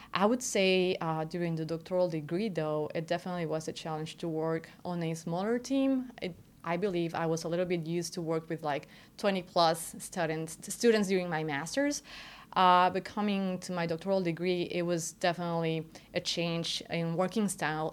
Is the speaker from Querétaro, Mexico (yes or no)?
yes; Querétaro, Mexico; moved away as an adult; now in United States; I was born and raised in Querétaro, Mexico